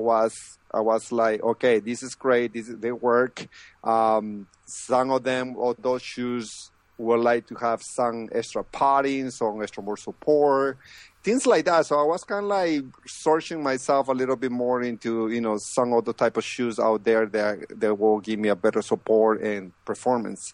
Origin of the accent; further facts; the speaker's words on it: Lima, Peru; moved away as an adult; now in United States; I'm originally from Peru, the capital of, you know, Lima, and I moved to the States